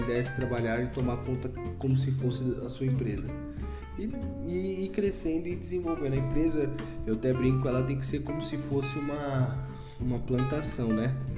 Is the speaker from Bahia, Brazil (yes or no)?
no; Guarulhos, São Paulo, Brazil; sou nascido em Guarulhos mesmo, sou natural de Guarulhos sou guarulhense nato